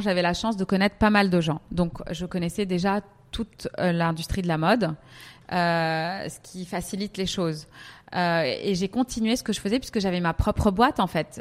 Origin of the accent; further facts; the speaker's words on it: Paris, Île-de-France, France; moved away as an adult; also born or lived in Milan / Lebanon; now in Dubai, United Arab Emirates; je suis franco-libanaise, j'ai grandi à Paris. Euh, euh, toute ma vie.